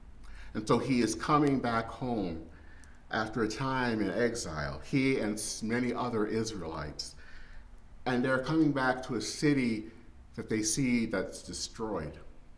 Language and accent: English; Flint, Michigan, United States; moved away as an adult; now in Minneapolis, United States; in my hometown of Flint, Michigan